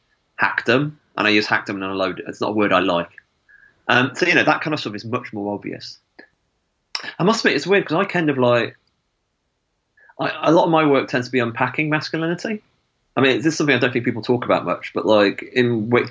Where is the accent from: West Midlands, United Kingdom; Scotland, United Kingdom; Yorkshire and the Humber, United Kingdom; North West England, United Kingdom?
West Midlands, United Kingdom; Stafford; where I grew up in Stafford